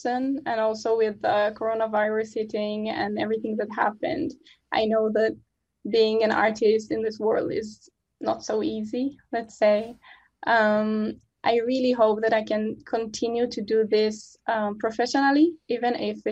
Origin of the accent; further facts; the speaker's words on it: Israel; moved away as an adult; now in Amsterdam, Netherlands; I'm originally from Israel. I live in Amsterdam, the Netherlands